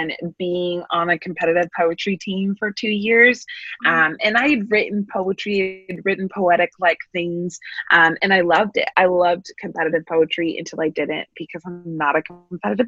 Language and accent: English; San Francisco Bay Area, California, United States; moved away as an adult; now in Pasadena, United States; born and raised in the San Francisco Bay Area